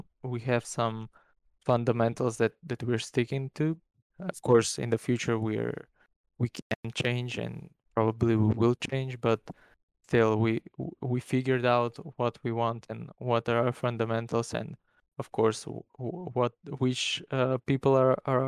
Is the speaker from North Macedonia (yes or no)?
yes; North Macedonia; in my country, by the way, I'm from Macedonia. It's a small country in Europe